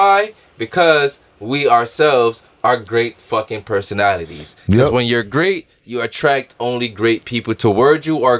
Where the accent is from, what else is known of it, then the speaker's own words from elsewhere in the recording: Jamaica; I'm from Jamaica